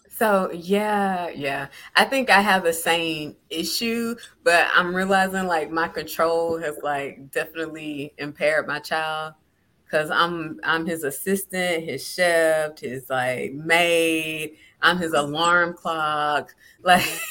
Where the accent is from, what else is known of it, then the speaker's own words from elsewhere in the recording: South Georgia, United States; growing up in South Georgia as a a young black girl